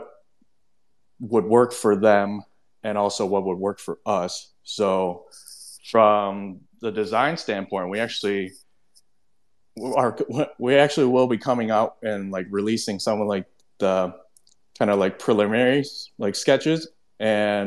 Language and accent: English; Hong Kong; moved away as an adult; now in Chicago area, United States; I'm born and raised in Hong Kong, and moved away in like 2015